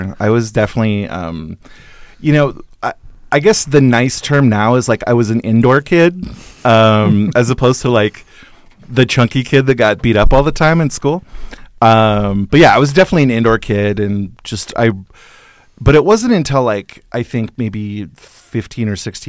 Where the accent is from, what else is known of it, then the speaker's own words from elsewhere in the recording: Paradise, California, United States; born there; also born or lived in Alaska; A little bit, yeah. I was on and off in Alaska for a while. I was born in Northern California in Paradise, actually